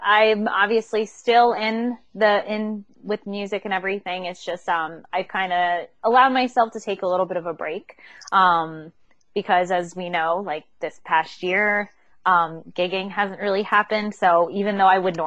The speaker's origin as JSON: {"language": "English", "country": "United States", "also_born_or_lived": "New York / Chester County, Pennsylvania", "moved": "as an adult", "lives_now": "California, United States", "said": "We're actually from the East Coast, New York, Pennsylvania area, New York, like New Jersey, Pennsylvania area."}